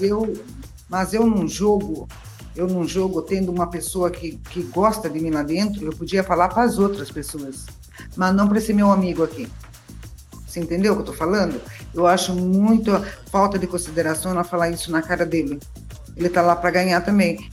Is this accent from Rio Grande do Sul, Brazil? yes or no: no; southern Paraná, Brazil; eu sou do sul, eu sou do sul do Paraná